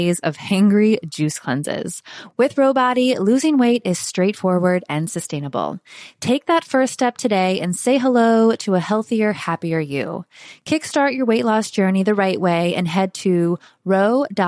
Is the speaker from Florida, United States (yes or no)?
yes; Florida, United States; accent: Southern; Was born and raised in Florida